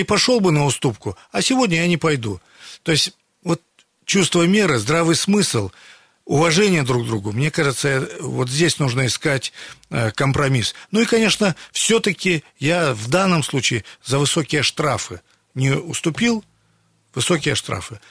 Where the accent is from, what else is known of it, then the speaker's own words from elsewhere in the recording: Siberia, Russia; мы сибиряки